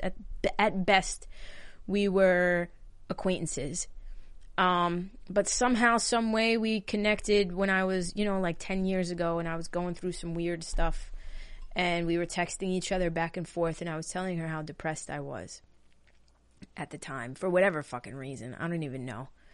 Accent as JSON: {"language": "English", "area": "Long Island", "region": "New York", "country": "United States", "tie": "born or raised there", "said": "I'm from New York, live on Long Island, lived in this house my entire life."}